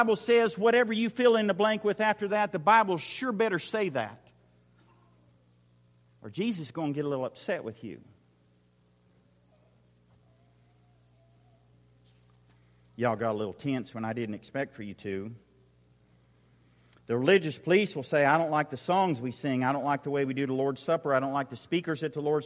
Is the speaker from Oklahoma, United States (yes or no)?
yes; Western Oklahoma, United States; I grew up in Western Oklahoma